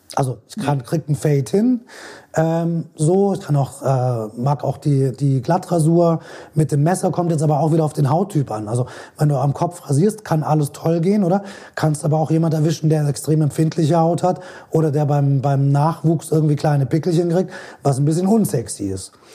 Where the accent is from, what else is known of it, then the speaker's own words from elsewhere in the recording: Switzerland; bei uns in der Schweiz